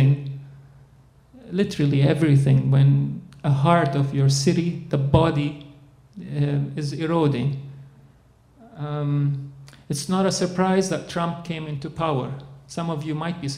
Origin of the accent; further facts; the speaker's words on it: Dubai, United Arab Emirates; now in Winnipeg, Canada; I'm born in Dubai to a Palestinian Christian Arab father